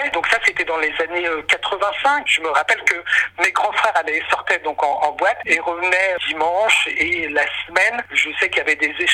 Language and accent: French; Lyon, Auvergne-Rhône-Alpes, France; moved away as an adult; euh, je viens de Lyon. J'ai euh, grandi à Lyon euh, pendant toute mon adolescence. Et puis après, je suis monté à Paris à l'âge de 18 ans